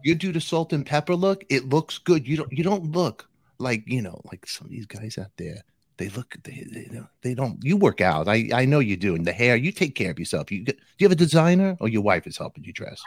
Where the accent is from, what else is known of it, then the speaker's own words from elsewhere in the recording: New York City, New York, United States; I'm from Brooklyn